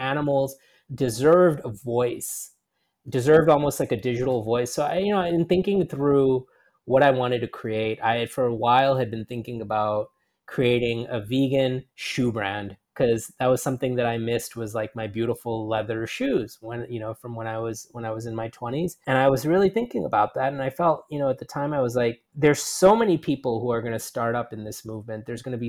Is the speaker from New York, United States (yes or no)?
yes; New York City, New York, United States; moved away as an adult; also born or lived in Rajasthan, India / California; now in Singapore; I spent most of my life growing up in New York City